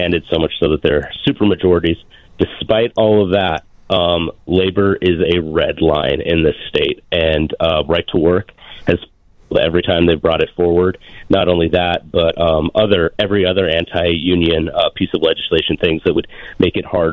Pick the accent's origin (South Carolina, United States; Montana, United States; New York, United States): Montana, United States; moved away as an adult; I am from the great state of Montana with its long, proud labor history, and that's where I've been for a good chunk of my life